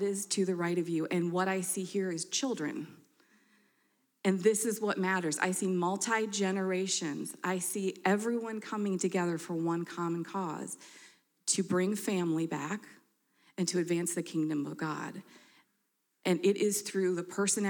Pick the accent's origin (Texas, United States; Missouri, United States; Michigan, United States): Michigan, United States; now in Denver, United States; I'm from Michigan